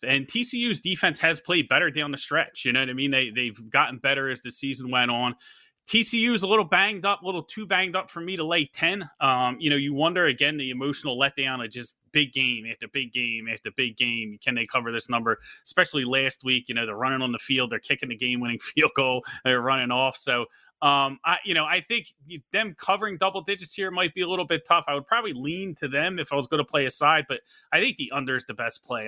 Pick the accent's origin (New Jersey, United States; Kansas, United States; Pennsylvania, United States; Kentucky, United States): Pennsylvania, United States; Philadelphia; I'm from Philadelphia